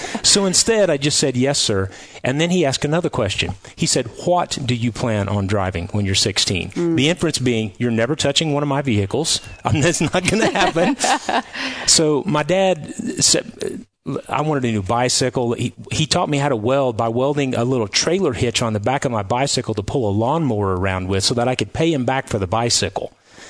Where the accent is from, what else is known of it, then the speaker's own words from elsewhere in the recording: Kirksville, Missouri, United States; Kirksville, Missouri.